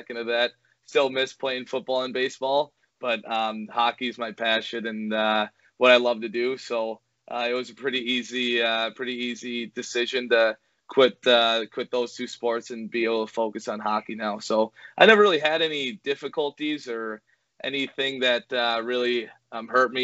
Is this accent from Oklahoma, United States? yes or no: no; Edina, Minnesota, United States; you grow up in Minnesota and you grow up in Edina and you're kind of bred to be a hockey player